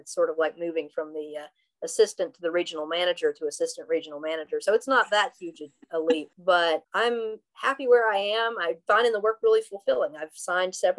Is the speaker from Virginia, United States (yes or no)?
yes; Southwest Virginia, United States